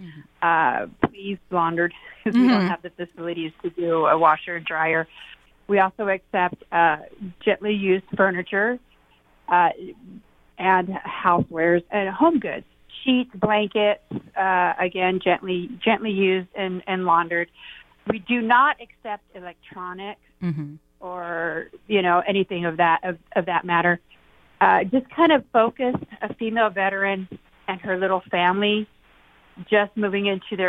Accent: Graham County, Arizona, United States; And I'm from Graham County

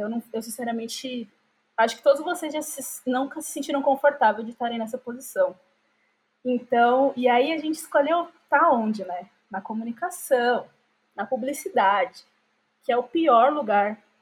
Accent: Diadema, São Paulo, Brazil; eu sempre morei em Diadema

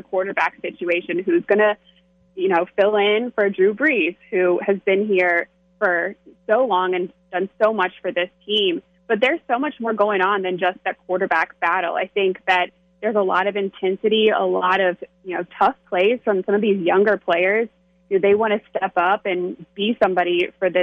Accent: North Carolina, United States; I am from North Carolina.

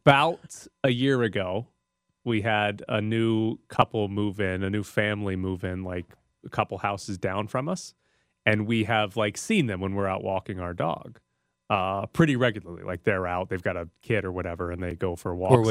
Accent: Mississippi, United States; moved away; growing up in Mississippi, we somewhat knew most of our neighbors

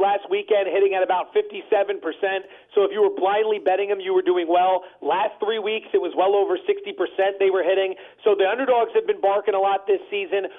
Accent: East Coast, United States; We're both from the East Coast

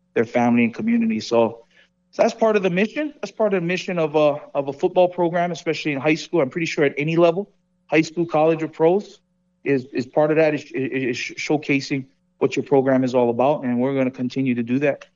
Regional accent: Hawaii, United States; moved away as an adult; now in Las Vegas, United States; I'm from Hawaii

